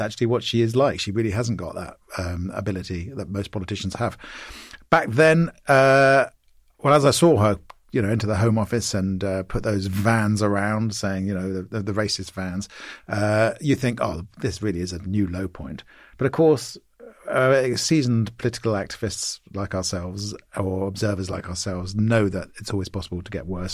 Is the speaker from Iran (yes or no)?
no; Maidenhead, South East England, United Kingdom; moved away; my hometown of Maidenhead